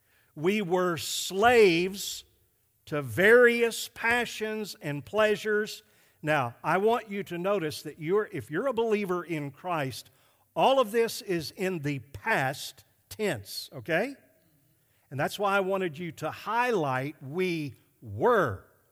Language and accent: English; Arkansas, United States; I came from Arkansas, and we're less sinful there.